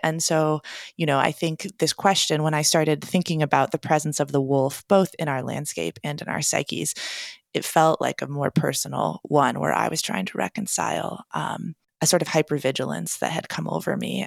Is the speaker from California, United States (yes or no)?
no; Portland, Oregon, United States; I'm a writer and teacher based in my hometown of Portland, Oregon